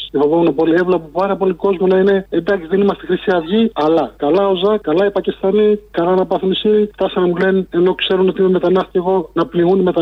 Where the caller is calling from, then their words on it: Scotland, United Kingdom; τηλεφωνώ από τη Σκωτία.